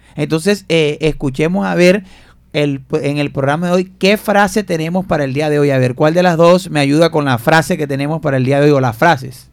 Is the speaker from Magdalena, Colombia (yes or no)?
yes; Fundación, Magdalena, Colombia; now in Barranquilla, Colombia; en mi tierra fundación o en Santa Marta